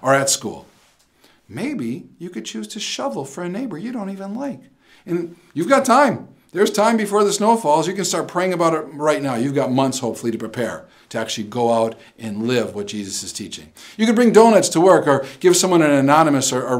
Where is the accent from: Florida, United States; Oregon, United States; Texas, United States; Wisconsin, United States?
Wisconsin, United States; I'm from Wisconsin